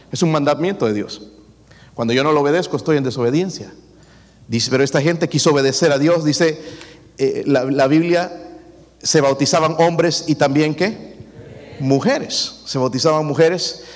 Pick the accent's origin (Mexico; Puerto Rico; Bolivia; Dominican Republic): Bolivia; moved away; allá en mi país